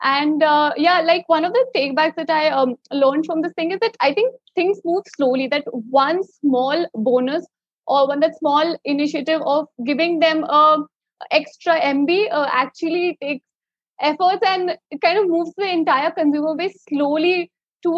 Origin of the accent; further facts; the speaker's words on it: Delhi NCR, India; I'm also from Delhi NCR